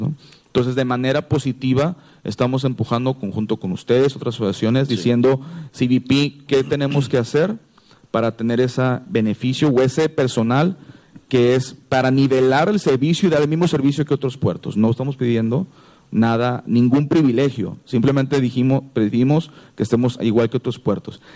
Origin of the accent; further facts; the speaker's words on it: Mexico; nosotros los que somos mexicanos